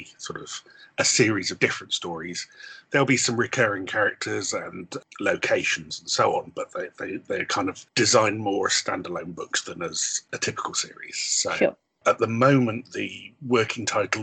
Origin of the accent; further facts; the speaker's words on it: Bristol, South West England, United Kingdom; also born or lived in Pontypridd; I originally come from Bristol, but my father was Welsh.